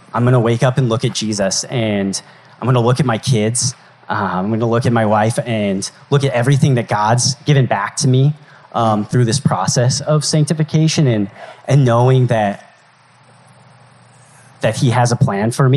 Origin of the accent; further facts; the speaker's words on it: Colorado, United States; moved away as an adult; my hometown in Colorado